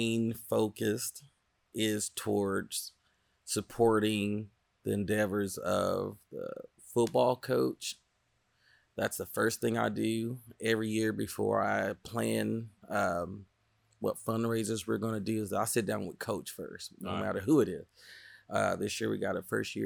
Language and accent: English; Wewoka, Oklahoma, United States; growing up in Wewoka, we are a lot of the communities below that poverty